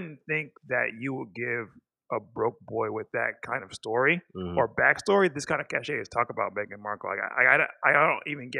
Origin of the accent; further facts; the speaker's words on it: Nigeria; I come from Nigeria where everyone is black